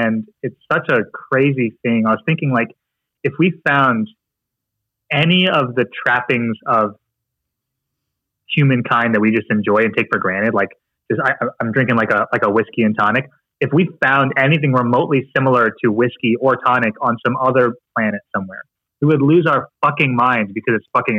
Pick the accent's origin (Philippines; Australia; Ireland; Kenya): Philippines; It's like me trying to just tell myself that I'm not Filipino. Like it's just kind of what I am.